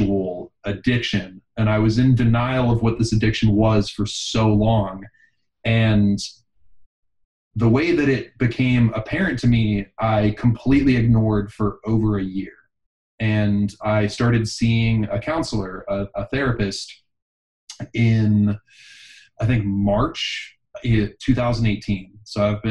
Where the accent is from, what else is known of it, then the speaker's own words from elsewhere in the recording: Pittsburgh, Pennsylvania, United States; now in Austin, United States; I was born in Pittsburgh. I live in Austin, Texas now.